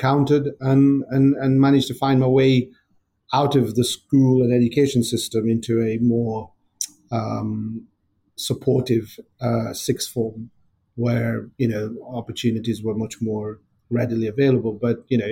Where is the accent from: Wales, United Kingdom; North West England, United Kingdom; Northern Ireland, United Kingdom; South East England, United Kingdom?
North West England, United Kingdom; Blackburn; growing up in Blackburn in the, born in the 70s and growing up in the 80s to first generation family coming over from India